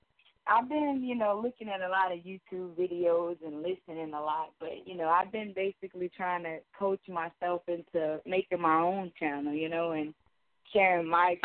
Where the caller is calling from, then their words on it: Louisiana, United States; I'm calling from Louisiana.